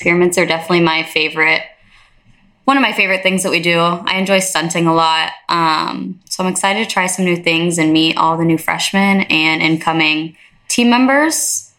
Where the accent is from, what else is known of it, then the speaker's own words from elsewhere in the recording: Springfield, Ohio, United States; I'm from Springfield, Ohio, about an hour from Columbus. I'm 20 years old